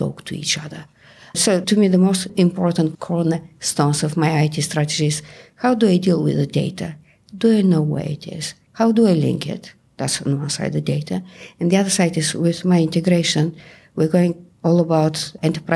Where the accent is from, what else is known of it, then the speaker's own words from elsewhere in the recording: Bulgaria; accent: Bulgarian; English is a second language; moved away as an adult; now in England, United Kingdom; I moved from Bulgaria to England about 30 years ago. And you can hear that even 30 years later, I still have the Bulgarian accent.